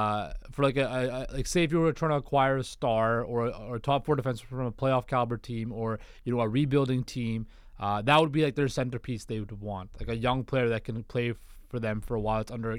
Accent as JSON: {"language": "English", "town": "Vancouver", "region": "British Columbia", "country": "Canada", "tie": "born or raised there", "said": "growing up in Vancouver, like you get the Leafs shoved down your throat all the time."}